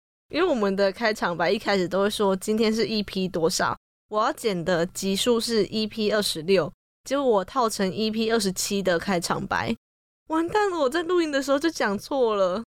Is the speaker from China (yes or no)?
no; Taiwan; 我们台湾人